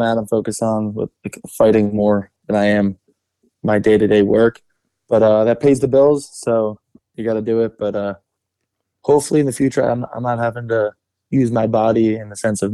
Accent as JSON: {"language": "English", "region": "New Jersey", "country": "United States", "tie": "born or raised there", "also_born_or_lived": "Florida", "said": "I've been in Jersey since I was really young."}